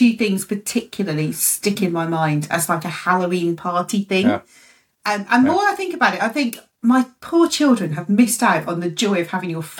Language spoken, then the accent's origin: English; Scotland, United Kingdom; moved away; So I grew up in Scotland